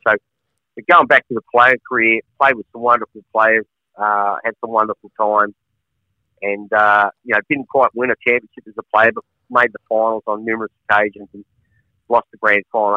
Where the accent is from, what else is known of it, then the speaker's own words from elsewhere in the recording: Melbourne, Victoria, Australia; now in Ballarat, Australia; I was born in Collingwood